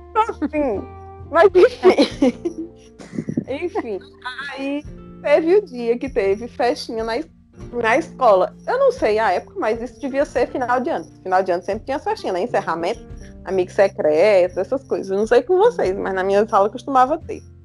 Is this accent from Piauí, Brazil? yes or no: no; Jaguaribe, Ceará, Brazil; now in Limoeiro do Norte, Brazil; Eu e a Luanda somos de Jaguaribe, mas a gente só se conheceu mesmo quando eu vim morar aqui em Limoeiro